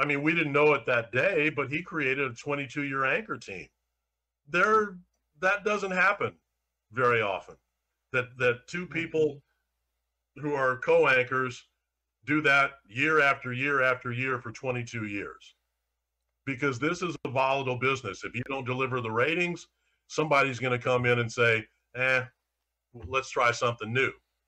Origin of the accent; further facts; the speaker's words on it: St. Louis, Missouri, United States; I'm in my hometown covering my hometown teams